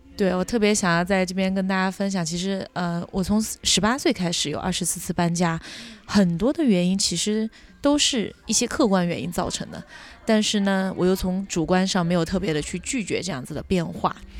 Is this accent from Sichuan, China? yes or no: yes; Kangding, Sichuan, China; also born or lived in United States / United Kingdom; now in Hangzhou, China; 生长在青藏高原腹地，美丽的情歌的故乡康定，因为工作的原因来到了杭州